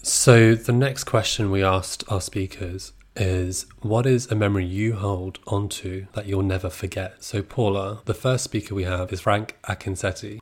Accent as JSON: {"language": "English", "town": "Brighton", "region": "South East England", "country": "United Kingdom", "tie": "born or raised there", "said": "I grew up in Brighton"}